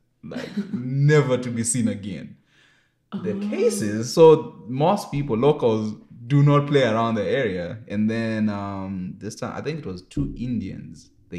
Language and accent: English; Zimbabwe; now in Vancouver, Canada; I'm from Zimbabwe.